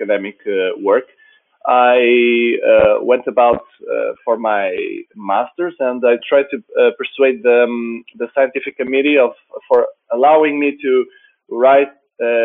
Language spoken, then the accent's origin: English; Portugal; I'm from Portugal.